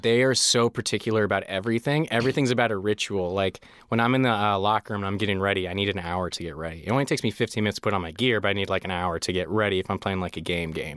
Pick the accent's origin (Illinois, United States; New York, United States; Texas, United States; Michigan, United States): Illinois, United States; Chicago; moved away; also born or lived in Colorado; I grew up in Chicago, and I moved to Colorado when they got a hockey team